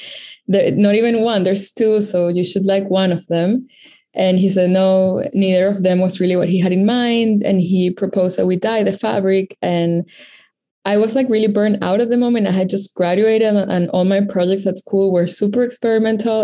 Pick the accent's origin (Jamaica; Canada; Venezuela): Venezuela; moved away as an adult; also born or lived in Caracas, Venezuela; now in New York City, United States; I am based in New York City, but I was born and raised in Venezuela.